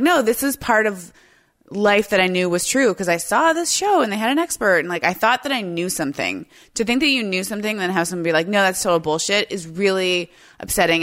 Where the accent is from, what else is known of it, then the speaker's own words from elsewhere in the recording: United States; as like an American